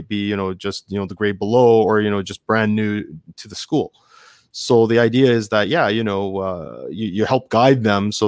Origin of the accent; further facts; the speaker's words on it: Canada; I have Japanese parents, so I know Japanese culture fairly decently, especially for being a Canadian guy